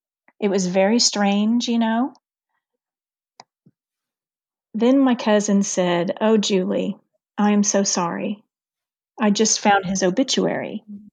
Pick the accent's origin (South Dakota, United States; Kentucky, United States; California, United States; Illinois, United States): Illinois, United States; born there; at the time, I was born in Illinois, but they lived in Missouri.